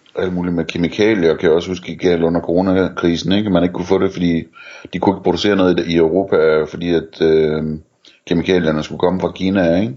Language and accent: Danish; near Elling, North Denmark Region, Denmark; der, hvor jeg voksede op, der øh, lå der i nabolandsbyen øh, en fabrik, der hed Krudten, hvor de lavede ammunition øh, i Elling